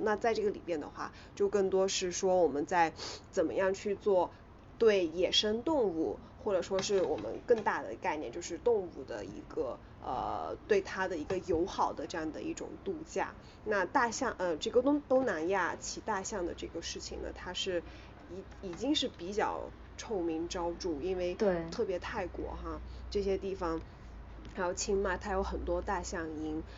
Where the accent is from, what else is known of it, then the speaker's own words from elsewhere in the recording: Yunnan, China; 其实我家就是云南的